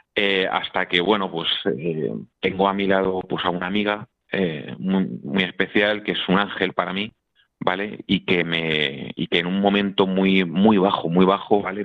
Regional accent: Madrid, Community of Madrid, Spain; Yo, soy de Madrid, eh, vivía en Madrid, en, en un, pues, en una urbanización buena con mis padres

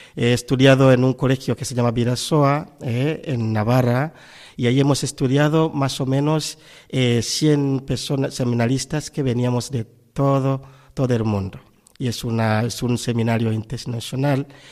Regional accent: Tanzania; moved away as an adult; also born or lived in Spain; now in Valencia, Spain; Radio María que yo escucho mucho desde mi tierra natal, en Tanzania

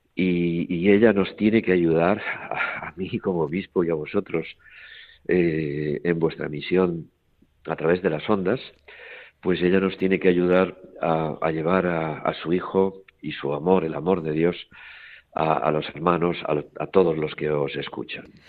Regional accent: Barcelona, Catalonia, Spain; also born or lived in Toledo; now in Terrassa, Spain; yo soy nacido en Barcelona y allí me crié

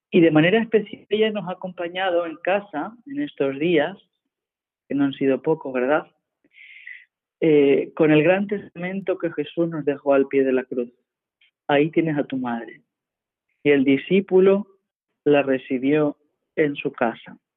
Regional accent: La Graciosa, Canary Islands, Spain; Desde mi pueblo, la isla de la Graciosa, la isla más pequeña del archipiélago canario

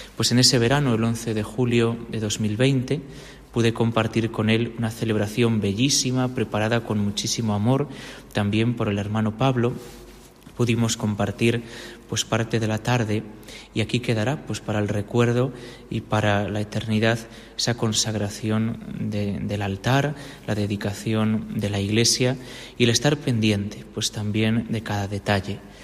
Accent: Villafrechós, Castile and León, Spain; mi pueblo en Villafrechós

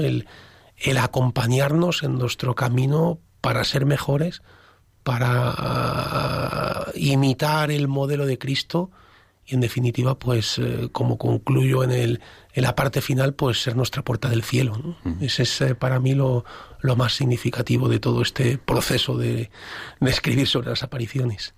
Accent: Alcázar de San Juan, Castilla-La Mancha, Spain; yo soy de Alcázar de San Juan

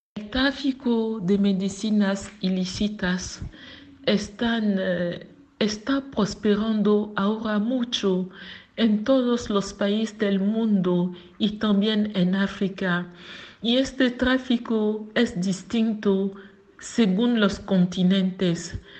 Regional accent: Abidjan, Côte d’Ivoire; Spanish is a second language; Nací en Abidjan, en Côte d'Ivoire

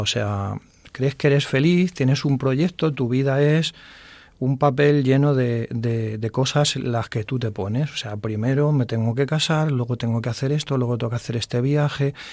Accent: Fuensalida, Castilla-La Mancha, Spain; Yo soy de Fuensalida

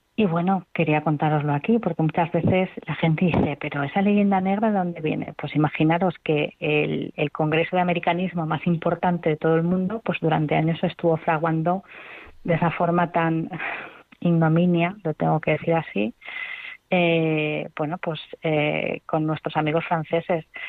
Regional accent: Spain; yo como, como española y que, y que amo mi lengua

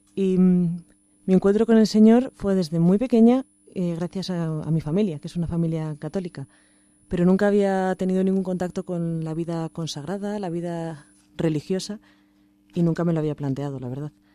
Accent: Valencia, Valencian Community, Spain; soy de Valencia

